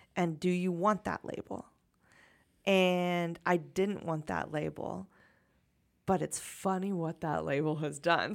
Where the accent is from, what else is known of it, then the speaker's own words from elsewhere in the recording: United States; American culture is really a, a, a brag art culture